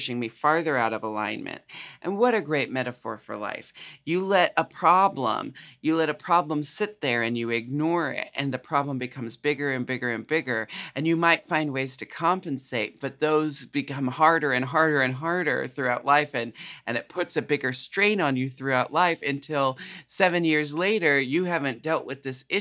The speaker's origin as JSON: {"language": "English", "region": "Pacific Northwest", "country": "United States", "said": "we're from the Pacific Northwest"}